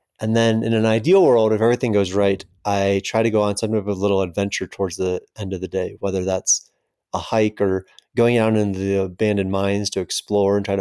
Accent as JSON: {"language": "English", "region": "Florida", "country": "United States", "tie": "born or raised there", "also_born_or_lived": "East Coast / Austin, Texas", "moved": "as an adult", "lives_now": "Cerro Gordo, United States", "said": "I grew up in Florida"}